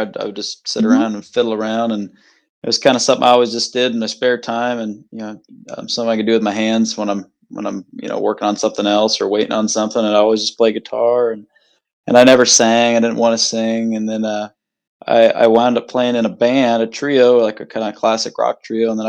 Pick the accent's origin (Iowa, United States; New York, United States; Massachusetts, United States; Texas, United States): Iowa, United States; Elkhart; also born or lived in Polk City, Iowa; I'm from Elkhart, Polk City, Iowa. I grew up in a couple different places, just, you know, about 7 minutes from each other.